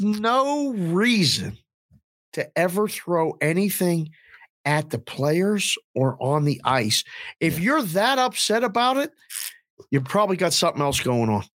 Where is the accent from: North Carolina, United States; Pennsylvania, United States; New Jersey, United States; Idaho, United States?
Pennsylvania, United States; Pittsburgh; now in Las Vegas, United States; I'm from Pittsburgh, but we live here